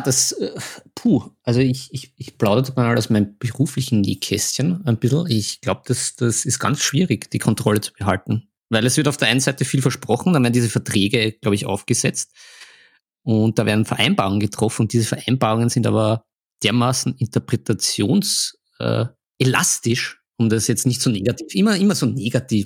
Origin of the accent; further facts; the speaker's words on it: Vienna, Austria; bei uns in Wien